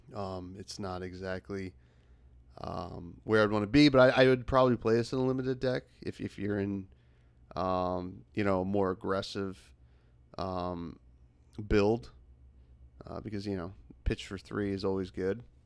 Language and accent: English; United States; the United States, which, uh, you know, my home country